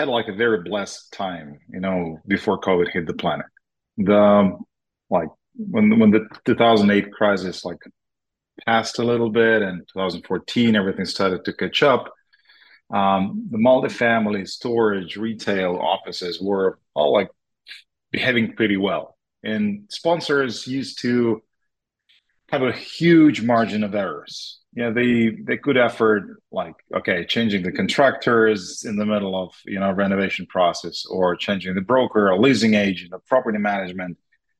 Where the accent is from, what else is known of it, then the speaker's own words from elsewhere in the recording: Moscow, Russia; also born or lived in Israel; now in Boca Raton, United States; We lived in Israel for a while. Yes, Mike, you're right. Originally, we're from Moscow, Jewish family that moved around the world. And now we settled here in Miami area in Boca Raton.